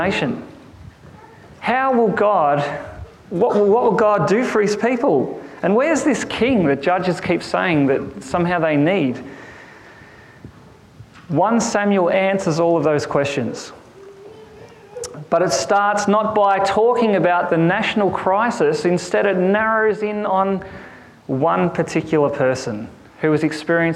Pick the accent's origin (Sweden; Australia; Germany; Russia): Australia; Boort, Victoria; I come from a place called Bort